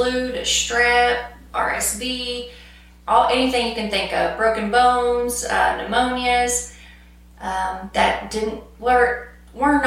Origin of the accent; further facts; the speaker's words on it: Wilson County, Texas, United States; also born or lived in College Station, Texas / Galveston, Texas / Austin, Texas; I was actually born and raised in Wilson County